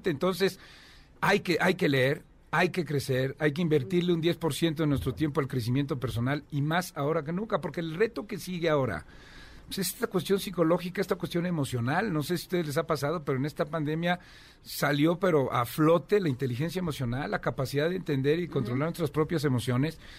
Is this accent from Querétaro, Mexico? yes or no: yes; Querétaro, Mexico; me vengo desde Querétaro